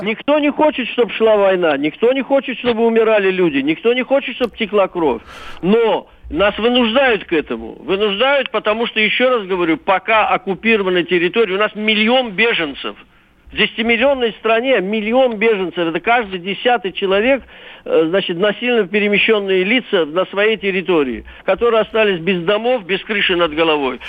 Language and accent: Russian; Azerbaijan; я, азербайджанец, мне семьдесят пять лет